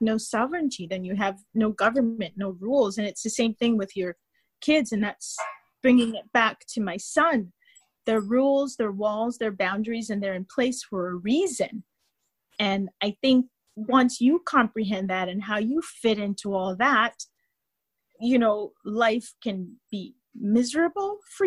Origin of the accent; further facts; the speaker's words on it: United States; being American